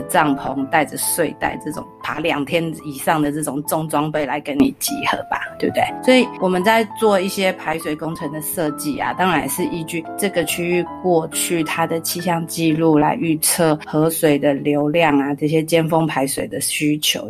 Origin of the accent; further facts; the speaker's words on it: Taiwan; 我们台湾这边